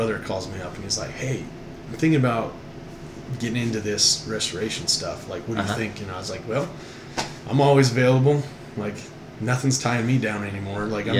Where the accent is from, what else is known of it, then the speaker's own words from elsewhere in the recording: Texas, United States; It's just that, hey, we're from Texas. Everything's bigger, better in Texas.